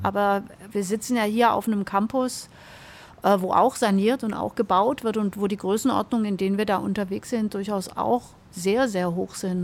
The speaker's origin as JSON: {"language": "German", "town": "Stuttgart", "region": "Baden-Württemberg", "country": "Germany", "tie": "born or raised there", "said": "Beide sind wir Stuttgarterinnen und geprägt äh, und aufgewachsen im Birkendörfle einer kleinen Sackgasse ähm, in Richtung Killesberg"}